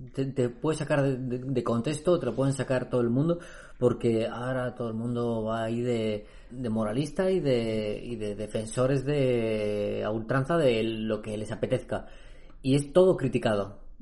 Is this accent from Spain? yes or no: yes; Spain; en España, tío, que hemos vivido en una dictadura pues durante décadas